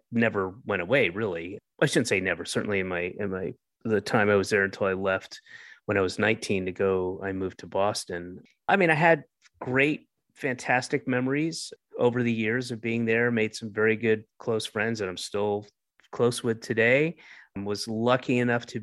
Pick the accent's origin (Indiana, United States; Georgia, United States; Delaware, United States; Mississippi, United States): Georgia, United States; Roswell; also born or lived in Atlanta / Florida / Northeast; I was born in Atlanta, and when I was one, I moved to Florida, and then when I was about five, I moved up to the Northeast, and then when I was nine, moved back to Georgia and to, to Roswell